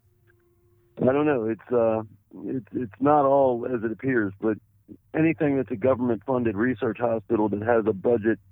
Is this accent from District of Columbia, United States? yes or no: yes; Washington, District of Columbia, United States; also born or lived in South Florida / Arlington, Virginia; I'm originally from Washington, D.C., born in Washington, D.C., went to high school in Washington, D.C., actually in Arlington, Virginia, right across the Potomac.